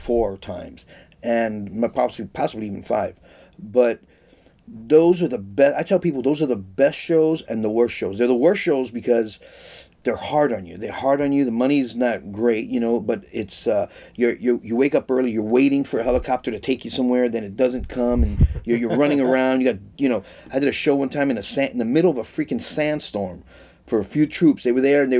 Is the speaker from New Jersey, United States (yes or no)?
no; New York City, New York, United States; moved away; also born or lived in Tucson, Arizona; I moved from the Bronx to Tucson, Arizona. I became a professional when I was 19.